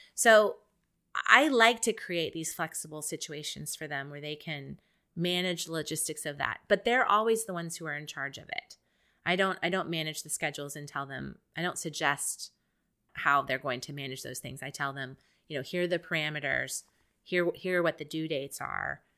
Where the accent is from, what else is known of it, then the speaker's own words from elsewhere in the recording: Columbus, Ohio, United States; moved away as an adult; now in Houston, United States; I come from Columbus, Ohio, where the Ohio State Buckeyes are the main thing going on in town